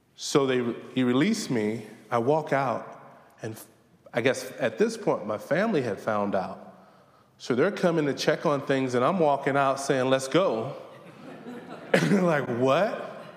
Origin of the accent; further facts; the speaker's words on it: Southern Virginia, United States; Growing up in Southern Virginia